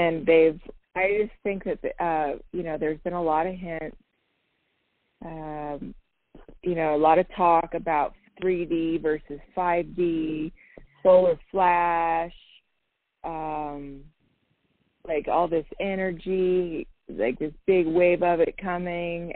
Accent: San Diego, California, United States; moved away; I was born in San Diego, you know, so I got love for California

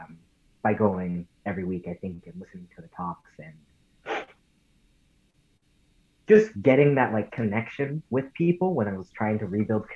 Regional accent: Santa Ana, California, United States; I'm from Santa Ana, California. I grew up in the Orange County area

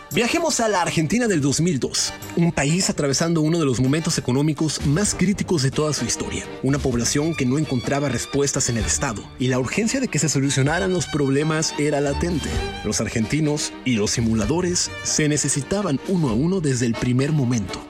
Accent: Mexico; soy mexicano

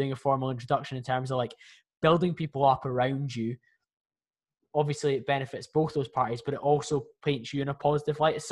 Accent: Scotland, United Kingdom; I'm from Scotland

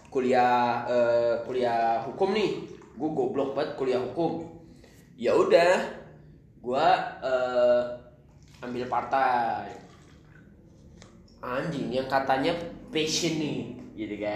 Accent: Kalimantan, Indonesia; moved away as an adult; now in Bandung, Indonesia; awal-awal kampus gue dari Kalimantan pindah ke Bandung nggak punya temen dong Bray

